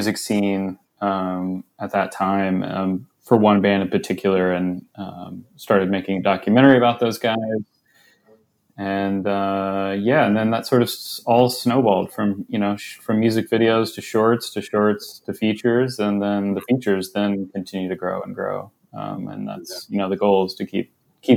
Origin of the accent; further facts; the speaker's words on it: Jefferson City, Missouri, United States; moved away as an adult; now in Los Angeles, United States; I grew up in central Missouri, in Jefferson City and around